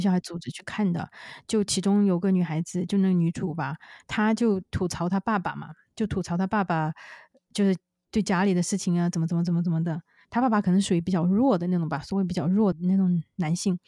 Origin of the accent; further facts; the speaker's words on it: China; now in United States; 我中，中国人啊